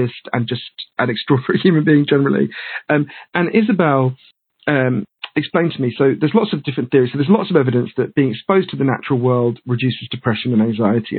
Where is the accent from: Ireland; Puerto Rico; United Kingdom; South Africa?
United Kingdom; also born or lived in United States